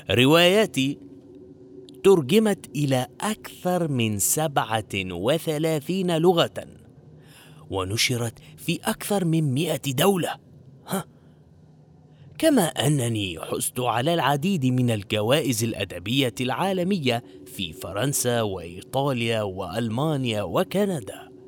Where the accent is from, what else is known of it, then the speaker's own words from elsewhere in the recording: Egypt; انا طبيب اسنان من مصر